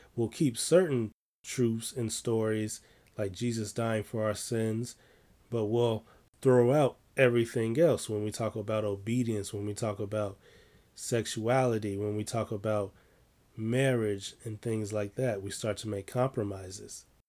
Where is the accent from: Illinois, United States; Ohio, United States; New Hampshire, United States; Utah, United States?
Illinois, United States; Chicago; I'm from Chicago